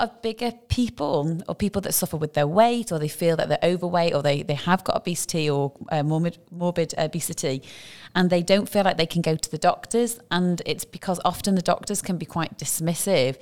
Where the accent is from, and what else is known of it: United Kingdom; now in Dubai, United Arab Emirates